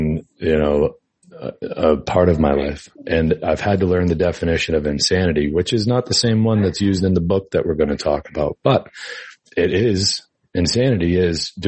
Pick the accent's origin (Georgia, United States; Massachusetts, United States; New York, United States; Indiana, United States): Massachusetts, United States; I'm from Massachusetts. And that's where I grew up, born and raised, you know, Massachusetts.